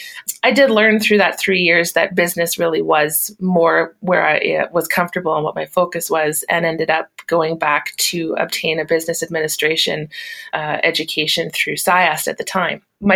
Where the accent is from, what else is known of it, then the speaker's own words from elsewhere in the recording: Lloydminster, Alberta, Canada; also born or lived in Saskatchewan; I'm a Métis woman from Saskatchewan. I was actually born and raised in Lloydminster on the Alberta side